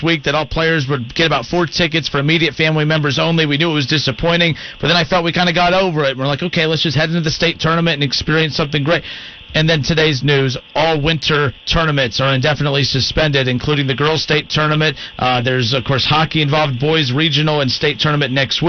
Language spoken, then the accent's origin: English; Van Wert, Ohio, United States; I'm from Van Wert.